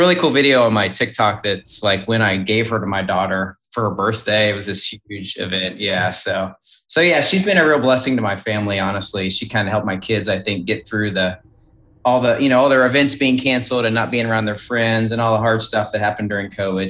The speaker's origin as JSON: {"language": "English", "region": "Kentucky", "country": "United States", "tie": "born or raised there", "also_born_or_lived": "Alabama", "said": "I was raised in Kentucky"}